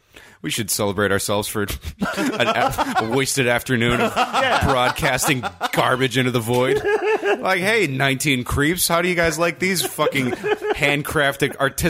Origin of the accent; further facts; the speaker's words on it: Rancho Cucamonga, California, United States; There's one of those in one of my hometown malls in Rancho Cucamonga